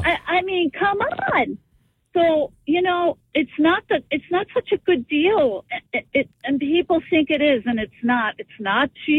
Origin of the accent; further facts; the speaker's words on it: New York, United States; also born or lived in New Jersey / Naples, Florida; now in Key Biscayne, United States; I grew up in New York